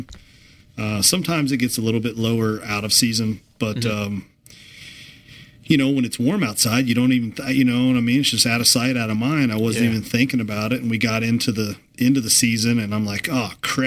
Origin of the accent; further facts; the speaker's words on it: Kentucky, United States; growing up in Kentucky